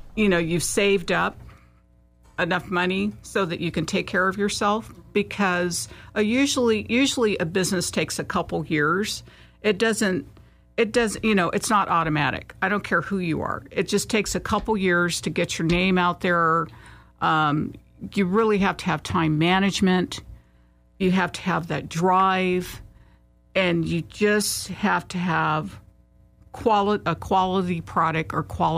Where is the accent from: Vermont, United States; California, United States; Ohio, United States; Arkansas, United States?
California, United States; Vallejo; now in Sacramento, United States; I'm originally from the Bay Area. I was born and raised in Vallejo